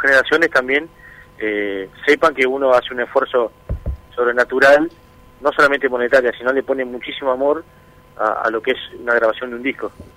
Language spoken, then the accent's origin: Spanish; Uruguay; allá en, Uruguay tenemos una tranquilidad que, a veces es demasiado tranquilo, pero nos gusta eso